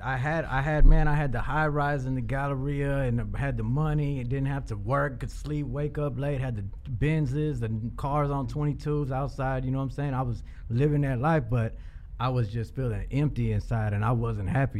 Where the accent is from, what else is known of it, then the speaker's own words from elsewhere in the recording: Houston, Texas, United States; I'm a rapper from Houston, and I started rapping when I was a kid in school